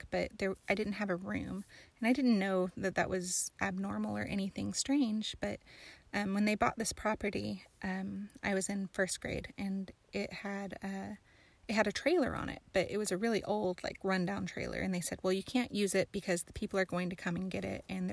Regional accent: High Springs, Florida, United States; also born or lived in New Mexico; I was born in New Mexico, but I grew up in Florida. So north central Florida, in the middle of the state, swampland, not really, like near Gainesville, where the Gators are from, and a place called High Springs

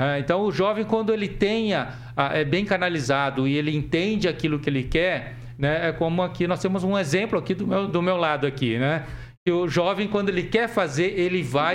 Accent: Jussara, Paraná, Brazil; also born or lived in Assis Chateaubriand; Eu sou daqui do norte, nasci no norte tá. do Paraná, em Jussara

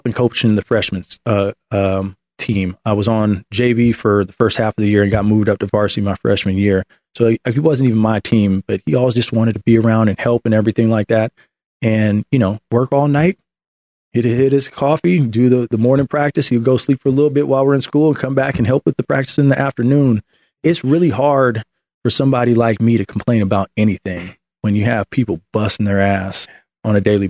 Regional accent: Oakland, California, United States; I'm originally from the Bay Area. I grew up in Oakland.

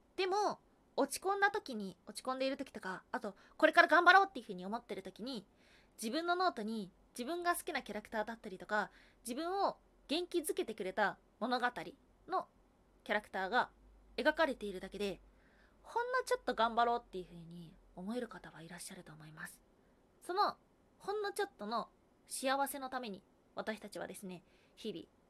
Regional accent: Kansai, Hyogo, Japan; moved away as an adult; now in Tokyo, Japan; 関西、兵庫県出身です

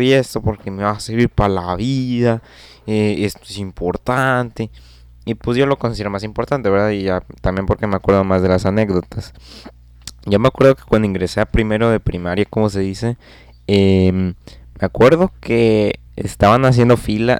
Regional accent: Nuevo León, Mexico; soy de Nuevo León

